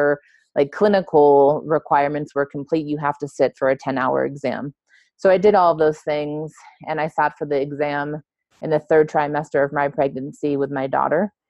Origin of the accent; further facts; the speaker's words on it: Los Angeles, California, United States; moved away as an adult; also born or lived in Mexico; I grew up in LA. I grew up in Southern California, and I grew up in close proximity to the border with Mexico.